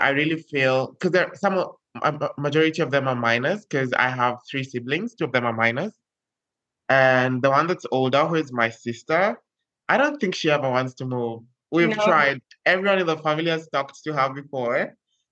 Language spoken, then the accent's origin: English; Kenya; now in Barbalha, Brazil; I'm Kenyan. I'm currently in Brazil, in the northeastern part of Brazil